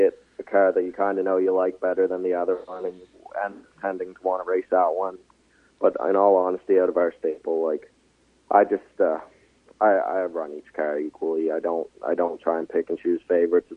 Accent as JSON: {"language": "English", "town": "Dartmouth", "region": "Nova Scotia", "country": "Canada", "tie": "born or raised there", "said": "Born and raised in Dartmouth, Nova Scotia"}